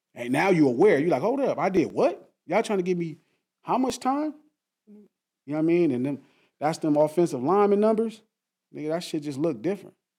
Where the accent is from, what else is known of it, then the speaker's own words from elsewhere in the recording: Compton, California, United States; I grew up in Compton